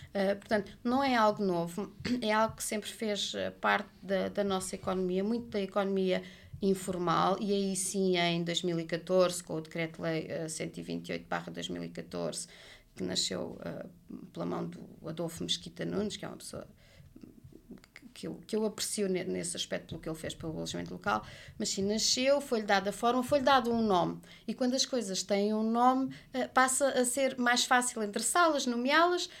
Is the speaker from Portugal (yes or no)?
yes; Portugal; enquanto portuguesa que gosta de passar férias em família